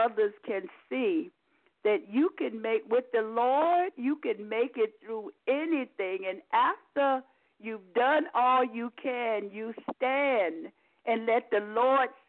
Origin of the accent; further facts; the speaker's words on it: Virginia, United States; moved away as an adult; also born or lived in New York; I'm originally from Virginia. I spent most of my adult life in New York, working at the Postal Service.